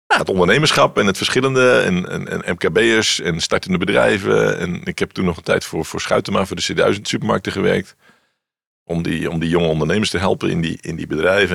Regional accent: Randstad, Netherlands; moved away as an adult; also born or lived in Wageningen; ik kwam uit de Randstad

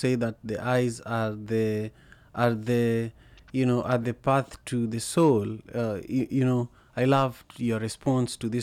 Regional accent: Kisumu, Kisumu County, Kenya; moved away; I grew up in Manyata CJ, right opposite Magadi Primary School

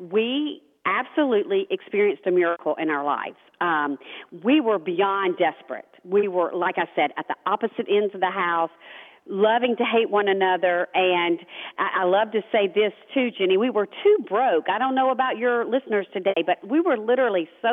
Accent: the South, United States; growing up in the South

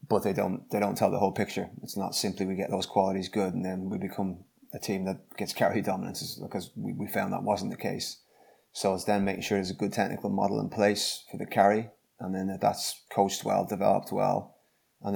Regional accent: Dublin, Leinster, Ireland; moved away as an adult; now in Gloucester, United Kingdom; I'm from Dublin in Ireland, as you can guess from the accent

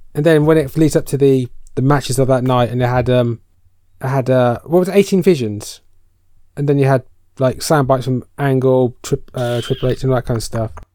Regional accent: United Kingdom; we're British

